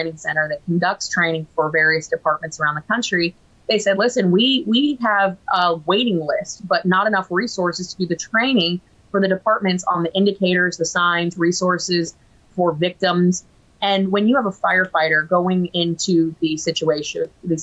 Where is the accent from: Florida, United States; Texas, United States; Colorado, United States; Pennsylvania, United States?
Florida, United States; my home state of Florida